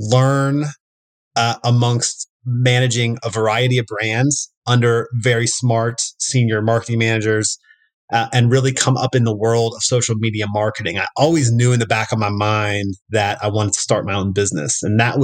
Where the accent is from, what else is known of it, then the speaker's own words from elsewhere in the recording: Louisville, Kentucky, United States; I am from Louisville, Kentucky, born and raised.